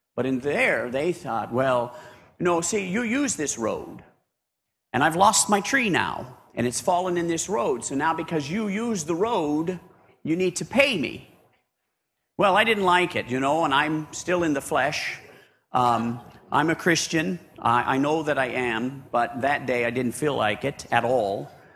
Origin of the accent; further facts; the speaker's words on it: United States; moved away as an adult; now in Papua New Guinea; being an American there